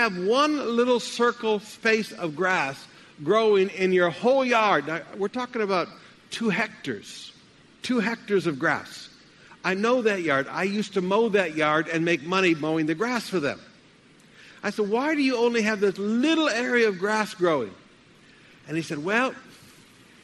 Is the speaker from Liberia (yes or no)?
no; Alabama, United States; moved away; When I was a boy, I grew up in Alabama